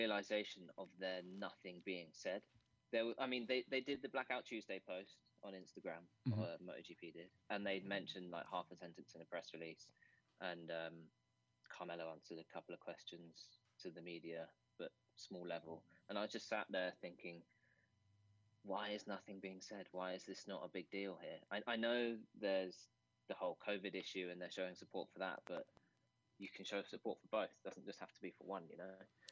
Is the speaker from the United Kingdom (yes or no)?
yes; England, United Kingdom; moved away; I'm half English and half Nigerian